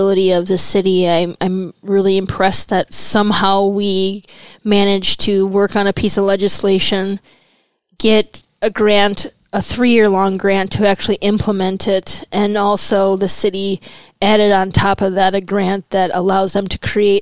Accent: northeastern Wisconsin, United States; moved away as an adult; also born or lived in Milwaukee, Wisconsin; I was born here, but my parents hightailed it to northeastern Wisconsin when my dad lost his job here in Milwaukee in the 80s

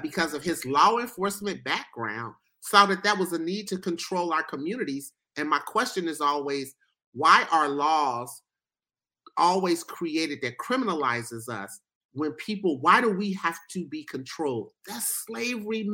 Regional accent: Ohio, United States; Here where I live and born and raised in Ohio

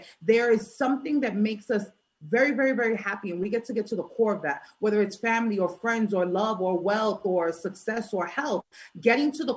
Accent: New York City, New York, United States; I'm from New York, right? I'm from Brooklyn

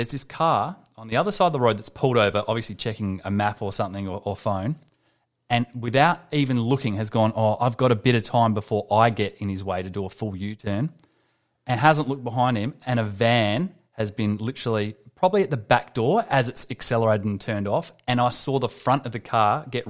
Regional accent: Santa Monica, California, United States; born there; I was born in Santa Monica, California on the 28th of August, 1969.

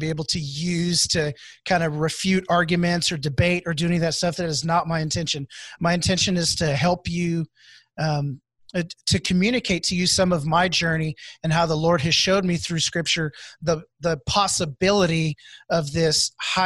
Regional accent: Houston, Texas, United States; moved away as an adult; now in Wichita, United States; I'm here in Wichita, but I'm originally from Houston, Texas. And so I moved in 2010 to Wichita

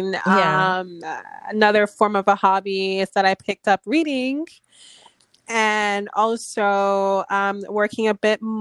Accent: Miami, Florida, United States; accent: American; also born or lived in Saint Croix / San Juan, Puerto Rico; I moved to Miami when I was 7

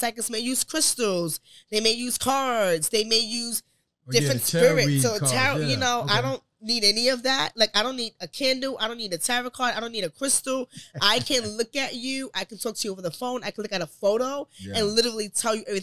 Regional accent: New York City, New York, United States; I'm from Jamaica, Queens, New York.

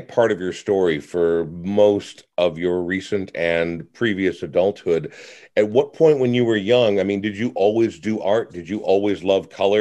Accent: Coon Rapids, Minnesota, United States; moved away as an adult; a guy from Coon Rapids

